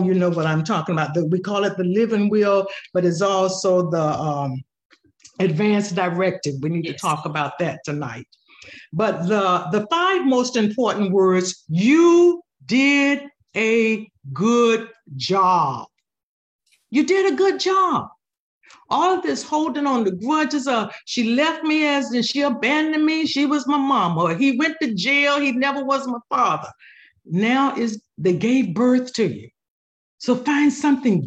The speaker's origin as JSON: {"language": "English", "town": "Cocoa", "region": "Florida", "country": "United States", "tie": "born or raised there", "moved": "yes", "said": "Growing up in Cocoa, Florida with my grandparents, I was a teenager"}